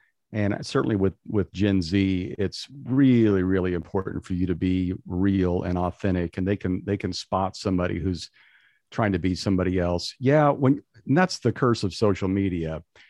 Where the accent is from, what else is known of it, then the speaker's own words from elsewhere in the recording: Midwest, United States; also born or lived in Kentucky; When I was in Kentucky and I grew up in the Midwest, here was the way people did their lifestyle.